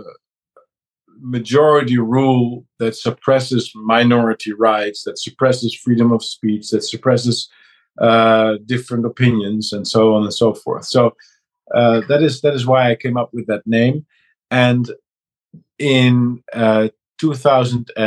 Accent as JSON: {"language": "English", "country": "Netherlands", "also_born_or_lived": "Amsterdam", "said": "I'm a guy from the Netherlands"}